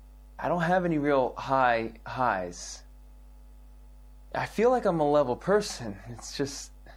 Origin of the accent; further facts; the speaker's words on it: Los Angeles, California, United States; I'm from Los Angeles.